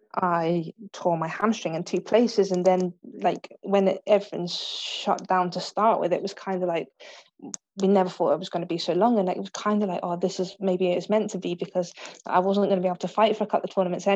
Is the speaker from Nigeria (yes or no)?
no; England, United Kingdom; Yeah, but when it comes to that, I'm English through and through.